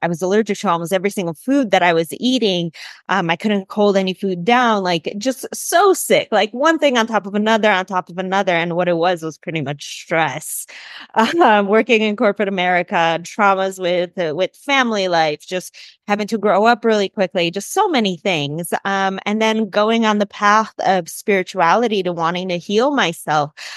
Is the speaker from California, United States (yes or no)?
no; Chicago, Illinois, United States; moved away as an adult; also born or lived in Colombia; I'm originally from Chicago. I grew up in Chicago.